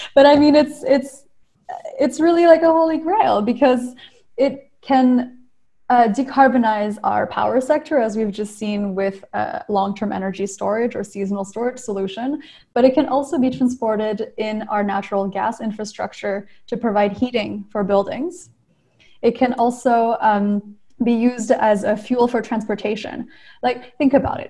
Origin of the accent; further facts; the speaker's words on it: Maryland, United States; also born or lived in New Caledonia / Montreal; I grew up in Maryland